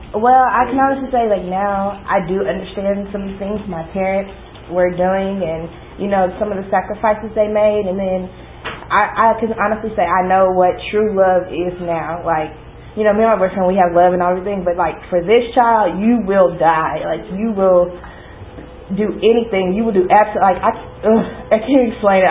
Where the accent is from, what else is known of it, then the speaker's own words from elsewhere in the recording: Dallas, Texas, United States; I was born here in Dallas.